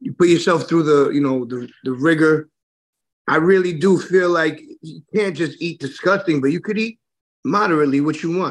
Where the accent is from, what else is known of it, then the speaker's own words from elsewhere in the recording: New York City, New York, United States; I grew up in Flushing, which is real close to Jamaica in Hollis